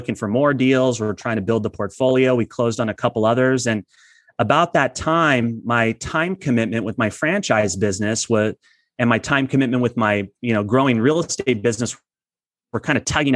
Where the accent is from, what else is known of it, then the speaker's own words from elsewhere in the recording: Imperial Valley, Southern California, United States; I'm originally from Southern California. I grew up in a community called Imperial Valley, which is east of San Diego